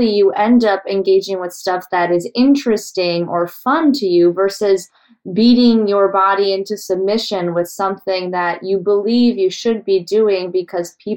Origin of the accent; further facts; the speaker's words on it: Colorado, United States; growing up in Colorado